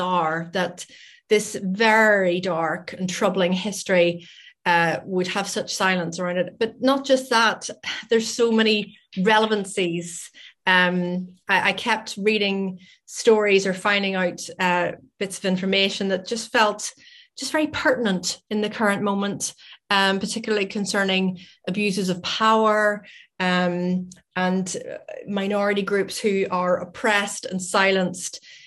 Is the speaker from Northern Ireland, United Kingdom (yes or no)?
yes; Northern Ireland, United Kingdom; moved away as an adult; now in Scotland, United Kingdom; I live in Scotland, but I'm originally from Northern Ireland, hence my accent.